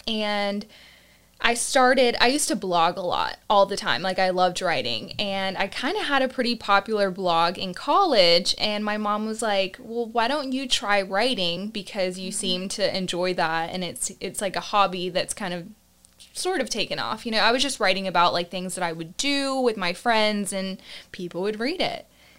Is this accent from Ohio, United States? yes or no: no; Augusta, Georgia, United States; also born or lived in Panama City, Panama; And Augusta, Georgia, I kind of claim as my hometown because I, for the most part, grew up there. But I was actually born overseas in Panama City, Panama. And my family kind of moved around to different countries because of my dad's job.